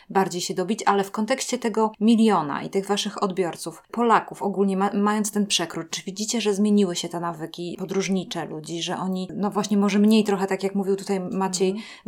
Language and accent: Polish; Warmian-Masurian Voivodeship, Poland; Ja jestem z Warmii